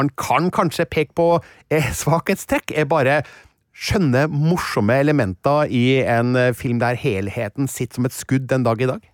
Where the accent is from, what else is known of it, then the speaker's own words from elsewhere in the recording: Stjørdal, Trøndelag, Norway; jeg kommer da fra Stjørdal i mm, Trøndelag